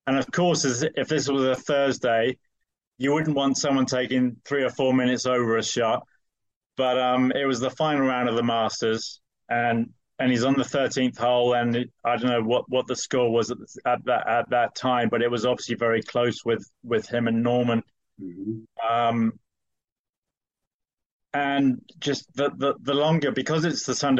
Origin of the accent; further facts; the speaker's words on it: United Kingdom; moved away as an adult; now in United States; I'm British, but I've been in the States for 20 years